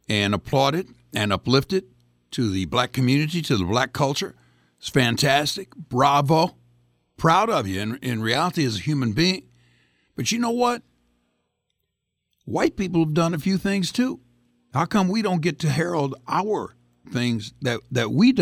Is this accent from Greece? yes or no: yes; Greece; now in United States; I'm an immigrant from Greece